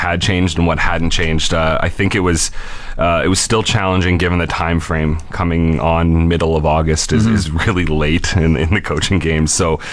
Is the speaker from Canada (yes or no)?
yes; Fort McMurray, Alberta, Canada; also born or lived in Edmonton / Manitoba / Ontario; born and raised in Fort McMurray